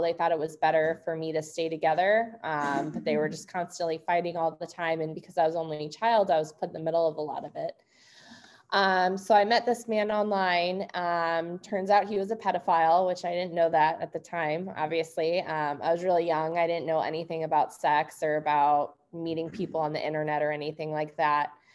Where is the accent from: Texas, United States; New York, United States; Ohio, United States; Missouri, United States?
Missouri, United States; St. Louis; I grew up in St. Louis, Missouri